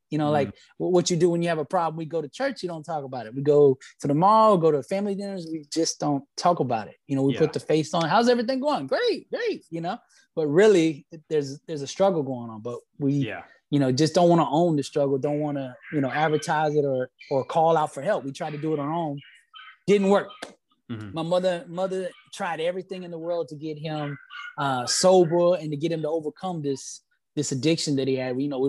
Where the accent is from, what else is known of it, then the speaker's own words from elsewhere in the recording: Alabama, United States; We loved football because I'm from Alabama. That's where I was originally born.